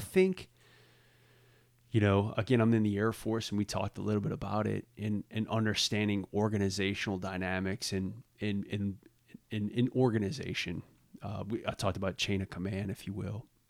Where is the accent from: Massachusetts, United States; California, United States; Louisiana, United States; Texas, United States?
Louisiana, United States; Southeast; also born or lived in New Orleans; growing up in Southeast Louisiana